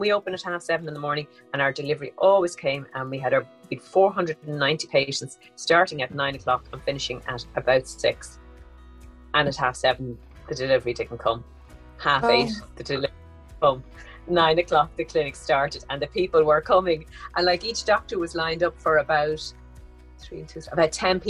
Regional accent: Dublin, Leinster, Ireland; Born and raised in Dublin, capital of Ireland

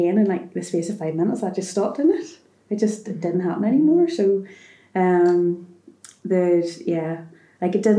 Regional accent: Bangor, Northern Ireland, United Kingdom; I'm from Bangor

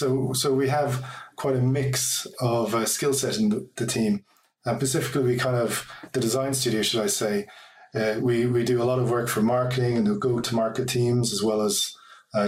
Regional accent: Ireland; also born or lived in Athlone / Dublin; I'm from Ireland, hence my accent

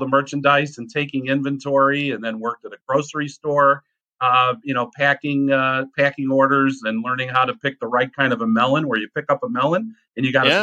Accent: Chicago, Illinois, United States; I grew up in Chicago in the inner city

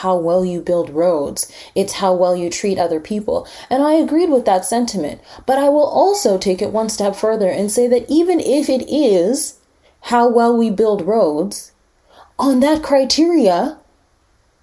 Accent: Winnipeg, Manitoba, Canada; also born or lived in Montreal; I was born and raised here

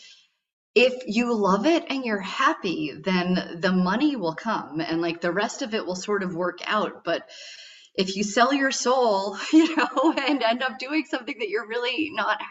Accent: Massachusetts, United States; now in Maine, United States; I was born and raised in Massachusetts

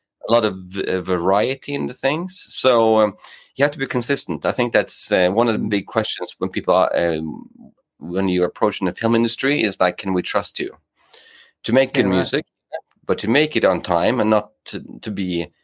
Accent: Norway; English is a second language; also born or lived in England; now in Gothenburg, Sweden; I'm based in Gothenburg in Sweden, but I'm from Norway.

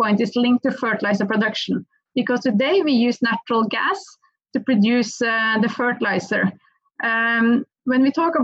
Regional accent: Norway; accent: Norwegian; English is a second language; I still have a proper Norwegian accent

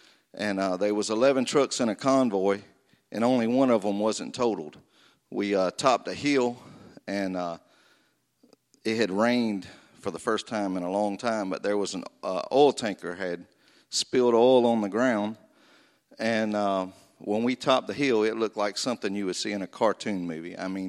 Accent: Florida, United States; I was raised in North Florida on a family farm where I was from the second grade until I left to go to the Marine Corps in 1987.

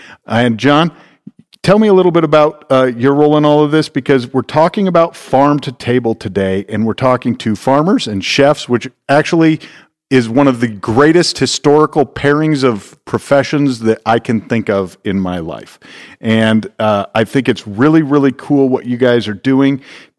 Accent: Iowa, United States; now in Northwest Arkansas, United States; I'm originally from Iowa. That was my first exposure to a farmer's market, and they're also very amazing, and they grow amazing food.

